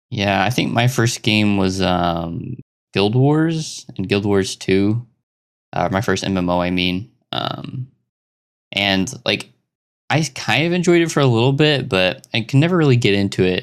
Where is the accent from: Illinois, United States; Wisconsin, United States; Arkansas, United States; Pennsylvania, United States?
Arkansas, United States; I come from Arkansas, United States.